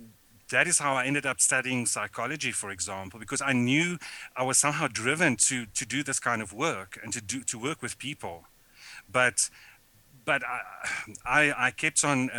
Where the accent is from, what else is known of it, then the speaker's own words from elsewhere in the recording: South Africa; growing up in South Africa under apartheid.